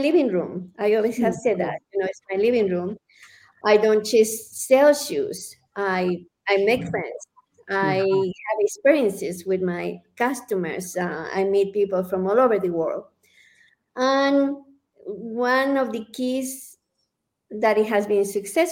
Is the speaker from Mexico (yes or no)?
yes; Guadalajara, Jalisco, Mexico; now in Santa Fe, United States; I come from Guadalajara, from Mexico.